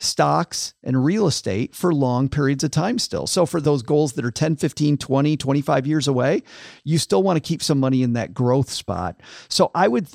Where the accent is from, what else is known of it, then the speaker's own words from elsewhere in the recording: West Michigan, United States; I grew up in West Michigan, which was farm country